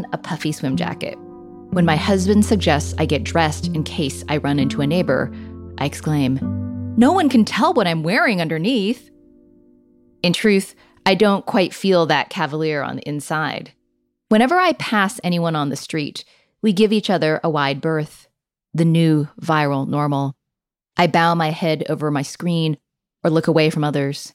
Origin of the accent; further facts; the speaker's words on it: California, United States; I grew up here in California, learning in elementary school